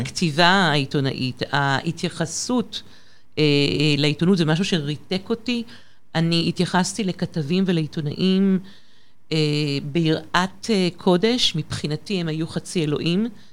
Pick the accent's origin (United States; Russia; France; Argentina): France; Paris, Île-de-France; moved away as an adult; now in Israel; למעשה גדלתי בפריז, בצרפת